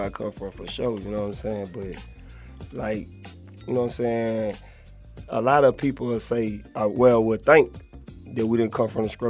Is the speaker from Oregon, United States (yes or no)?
no; Monroe, Louisiana, United States; Growing up in Monroe, you know what I'm saying? Like, Monroe is four-sided, north, south, east, west.